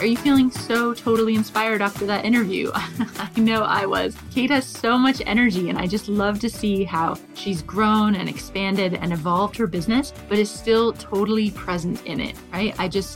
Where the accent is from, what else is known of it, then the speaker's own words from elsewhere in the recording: New Hampshire, United States; moved away as an adult; now in United Kingdom; I'm from New Hampshire